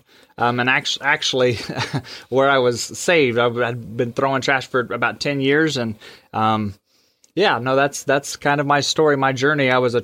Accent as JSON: {"language": "English", "town": "Wichita", "region": "Kansas", "country": "United States", "tie": "born or raised there", "moved": "yes", "lives_now": "Birch Tree, United States", "said": "I was born in Wichita, Kansas, which is a lot bigger community"}